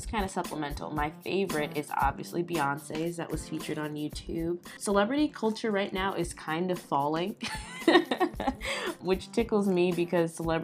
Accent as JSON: {"language": "English", "town": "Aurora", "region": "Illinois", "country": "United States", "tie": "born or raised there", "also_born_or_lived": "Iowa", "said": "I'm still, like I said, in my hometown. I'm in Aurora, Illinois"}